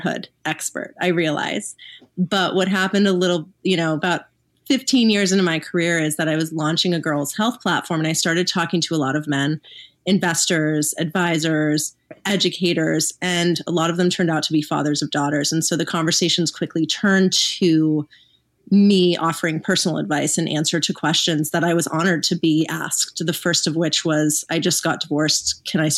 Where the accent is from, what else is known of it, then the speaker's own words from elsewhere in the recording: Los Angeles, California, United States; now in Texas, United States; growing up in Los Angeles